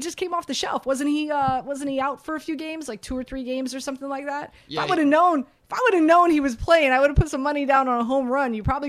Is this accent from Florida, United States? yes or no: yes; Miami, Florida, United States; moved away; I'm from Miami.